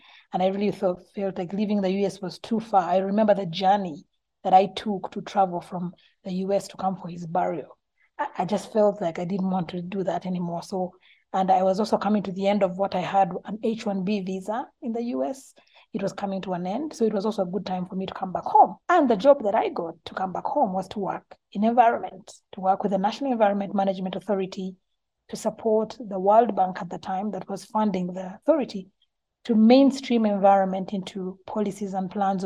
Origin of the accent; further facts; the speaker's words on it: Uganda; I was born in Uganda